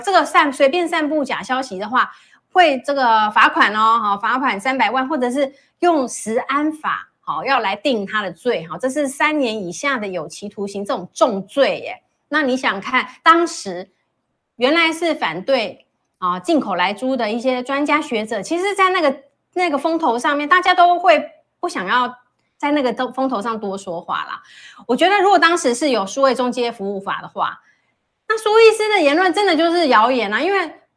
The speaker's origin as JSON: {"language": "Chinese", "country": "Taiwan", "said": "我们台湾人"}